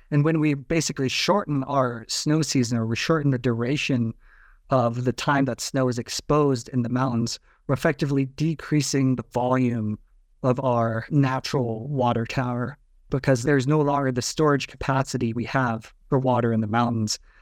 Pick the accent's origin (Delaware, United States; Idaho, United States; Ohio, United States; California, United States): Idaho, United States; Pocatello; I grew up in Pocatello, Idaho